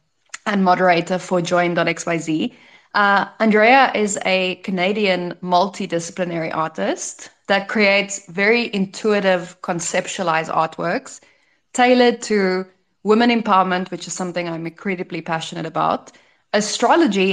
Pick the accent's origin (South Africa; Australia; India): South Africa; now in Croatia; as a South African who just came from visiting home during summer